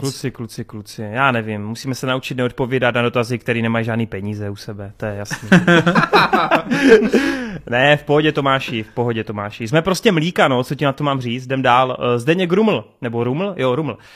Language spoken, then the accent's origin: Czech; Czechia; jako Čech